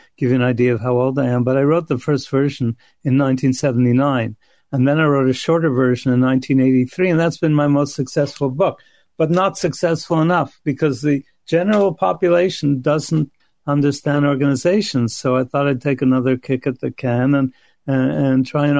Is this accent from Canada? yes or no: yes; Canada; I'm Canadian